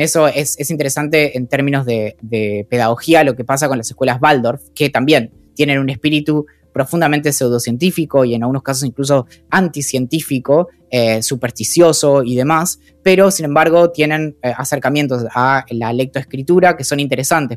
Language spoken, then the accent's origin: Spanish; San Carlos de Bariloche, Río Negro, Argentina; yo crecí en Bariloche